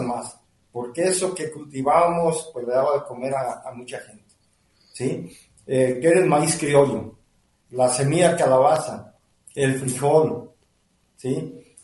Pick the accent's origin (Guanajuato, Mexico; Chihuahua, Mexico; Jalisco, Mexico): Jalisco, Mexico; Ciudad Guzmán; also born or lived in El Fresnito, Jalisco; nosotros nacimos aquí en Ciudad Guzmán